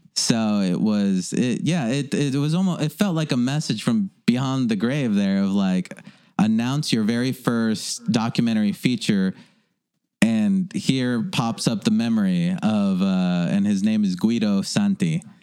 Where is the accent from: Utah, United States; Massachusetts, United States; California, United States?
California, United States; Los Angeles; also born or lived in Granada Hills; I grew up in North Hollywood